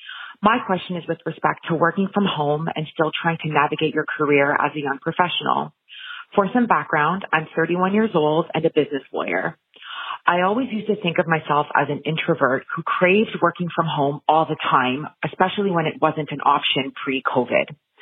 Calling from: Ottawa, Ontario, Canada; I'm calling from Ottawa, Ontario, Canada

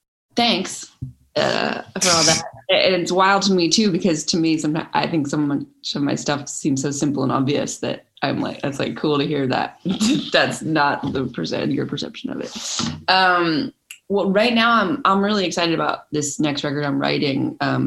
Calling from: Los Angeles, California, United States; I'm joining you from Los Angeles, California.

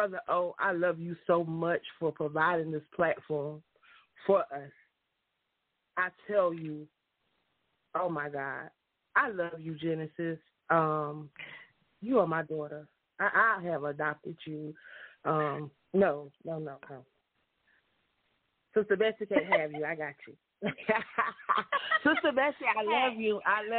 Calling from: Union City, Georgia, United States; I'm calling from Union City, Georgia tonight.

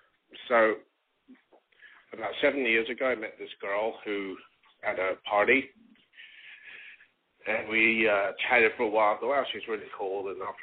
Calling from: Los Angeles, California, United States; I'm calling from Los Angeles. I'm 42.

